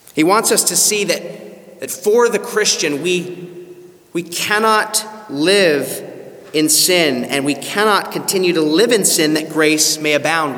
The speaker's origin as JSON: {"language": "English", "country": "Canada", "moved": "yes", "said": "my home country of Canada"}